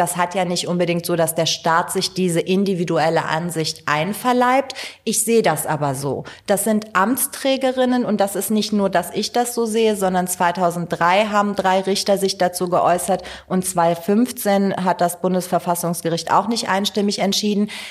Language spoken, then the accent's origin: German; Cologne, North Rhine-Westphalia, Germany; also born or lived in Tehran, Iran / northern Iran; ich bin in Köln-Kalk groß geworden.